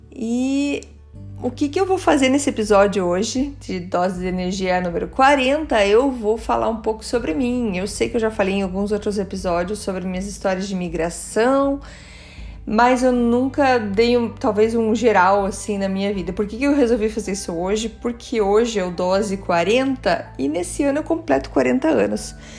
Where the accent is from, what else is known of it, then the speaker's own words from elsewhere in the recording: Curitiba, Paraná, Brazil; also born or lived in Germany; Eu nasci em Curitiba.